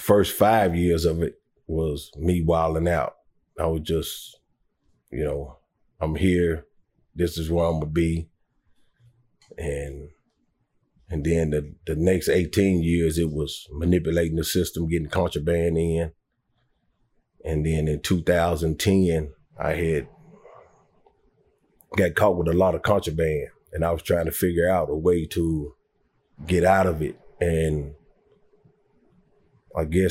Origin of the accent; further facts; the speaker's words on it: Detroit, Michigan, United States; moved away; I grew up in Detroit